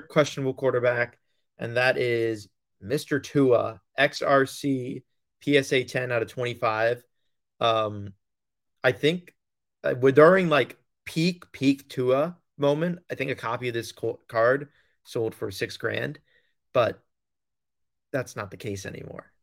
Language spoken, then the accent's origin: English; Long Island, New York, United States; I'm from Long Island